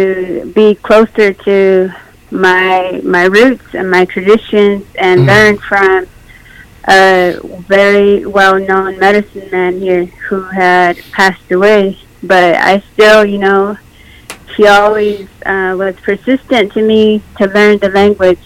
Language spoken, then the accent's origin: English; Oglala, South Dakota, United States; also born or lived in Pine Ridge, South Dakota; I was born in Pine Ridge, and then I lived in Oglala. I grew up in Oglala on Lakeside.